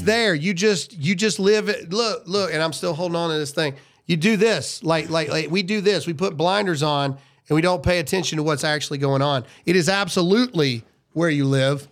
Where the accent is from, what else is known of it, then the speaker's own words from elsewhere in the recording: Mississippi, United States; I'm a redneck from Mississippi